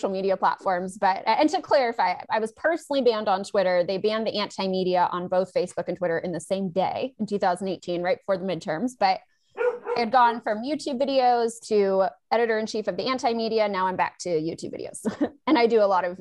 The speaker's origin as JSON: {"language": "English", "town": "Los Angeles", "region": "California", "country": "United States", "tie": "born or raised there", "said": "I'm born and raised in Los Angeles"}